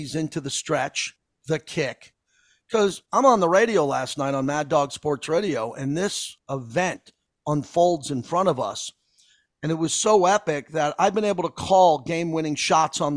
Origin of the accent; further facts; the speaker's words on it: United States; I'm from the United States of America.